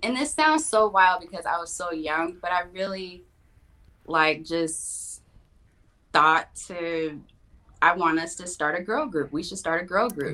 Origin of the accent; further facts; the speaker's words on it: Los Angeles, California, United States; born and raised in Los Angeles, Kaiser Hospital on Sunset